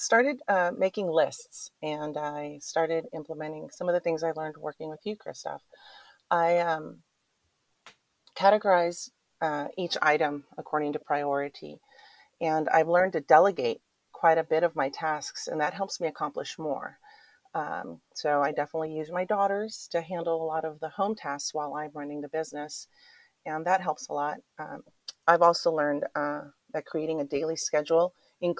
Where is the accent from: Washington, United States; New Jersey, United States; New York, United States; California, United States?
California, United States; Oakland; also born or lived in San Francisco, United States; now in Pleasant Hill, United States; I grew up in Oakland